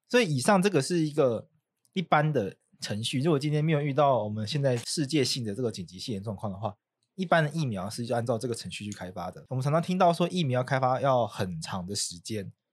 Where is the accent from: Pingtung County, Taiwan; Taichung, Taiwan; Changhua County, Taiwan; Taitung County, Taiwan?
Taitung County, Taiwan; Taitung; 台东就是我的家乡了